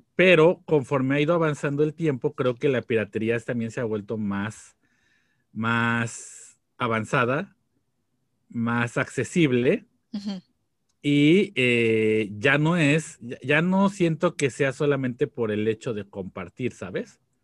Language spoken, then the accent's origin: Spanish; Mexico; estábamos creciendo nosotros, en México